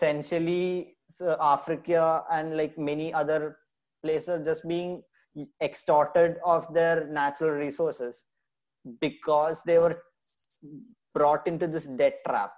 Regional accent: Kerala, India; my home state, Kerala

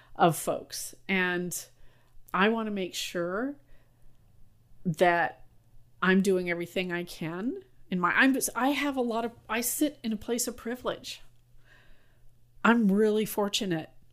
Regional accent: San Francisco, California, United States; I grew up in North Beach in San Francisco, and we had a Basque restaurant on Broadway

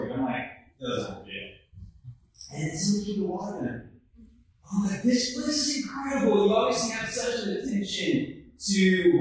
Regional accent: Houston, Texas, United States; moved away as an adult; also born or lived in Philadelphia, Pennsylvania / Missouri; now in Kansas City, United States; I come from Houston, Texas. I'm born in Houston, Texas

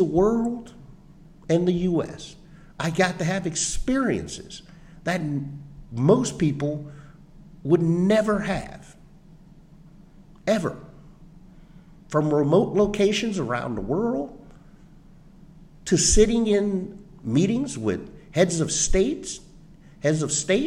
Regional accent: Ormond Beach, Florida, United States; moved away as an adult; also born or lived in Minnesota; Growing up in Ormond, going to the Pine Trail Elementary, Tomoka Elementary, Ormond Junior, Ormond Middle today, Seabreeze High School

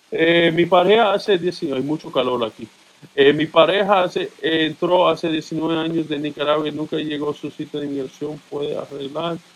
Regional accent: Dominican Republic; now in United States; Entré por la frontera, soy dominicano.

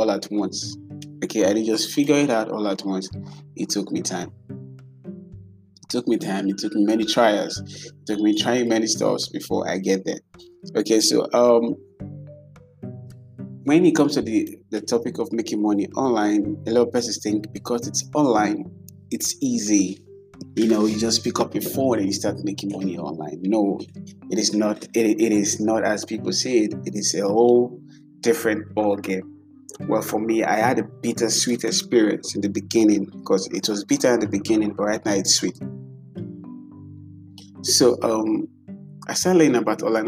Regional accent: Nigeria; as a Nigerian

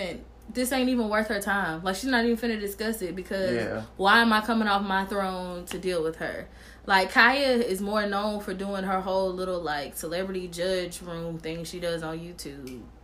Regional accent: Tennessee, United States; I'm from Tennessee.

